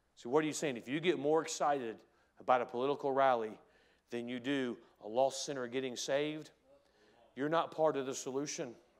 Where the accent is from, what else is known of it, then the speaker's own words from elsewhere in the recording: United States; as an American